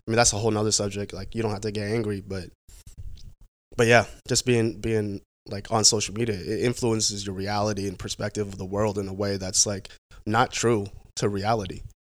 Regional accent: Vancouver, Washington, United States; also born or lived in San Jose, California / Portland, Oregon; I grew up, I grew up in Vancouver, Washington.

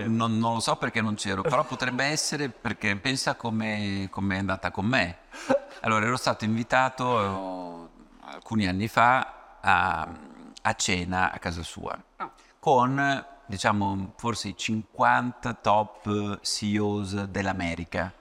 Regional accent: Ravenna, Emilia-Romagna, Italy; da buon romagnolo, vengo da Ravenna

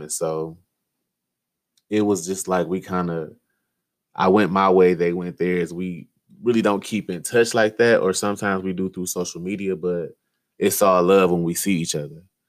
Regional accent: Detroit, Michigan, United States; I was born and raised in Detroit, Michigan

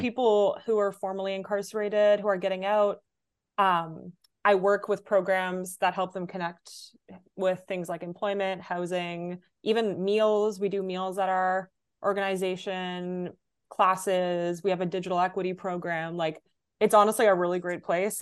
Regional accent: Ottawa, Ontario, Canada; moved away as an adult; also born or lived in Davis, California; now in New York, United States; I was born in California, um, but I grew up in Canada pretty much my entire life.

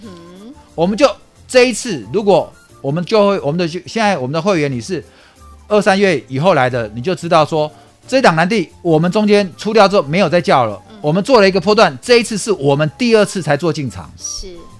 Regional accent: Taipei, Taiwan; 我就在河江街的夜市长大的

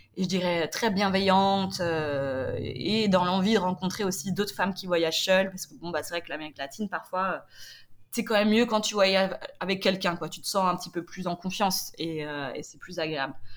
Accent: Nantes, Pays de la Loire, France; moved away; je viens à l'origine de Nantes

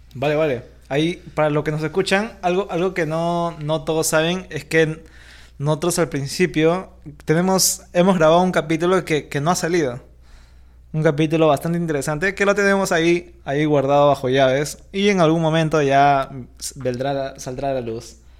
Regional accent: Lima, Peru; nosotros somos de Lima, Perú

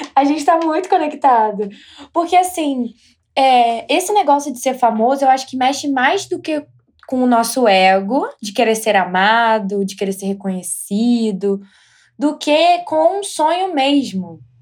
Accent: Brazil; moved away as an adult; now in United States; saí do Brasil, eu estou aqui

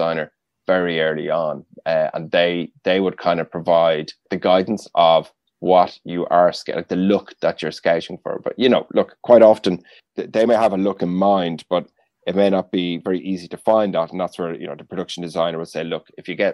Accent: Rathangan, Leinster, Ireland; I'm from Kildare, from a town called Rathangan in Kildare.

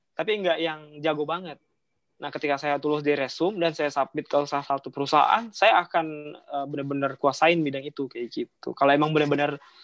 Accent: Indonesia; moved away; saya tuh awal dari kampung tuh eh, saya kota saya rumah saya itu sekitar enam jam lagi dari Palembang naik kereta

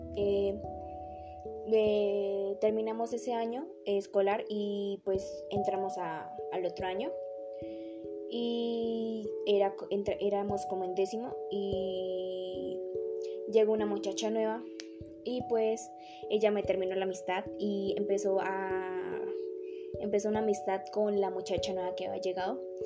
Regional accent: Sogamoso, Boyacá, Colombia; soy de Sogamoso, estudio en el Colegio Politécnico Álvaro González Santana, eh, llevo 12 años en esta institución

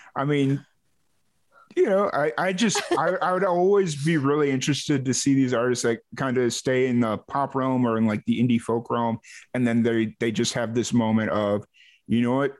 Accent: Chicago, Illinois, United States; moved away as an adult; now in Texas, United States; I'm from Chicago originally

